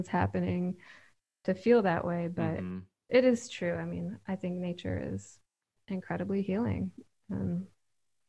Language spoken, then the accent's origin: English; Michigan, United States; moved away as an adult; also born or lived in Philadelphia; I grew up in Michigan, but about 2 hours south of where I am now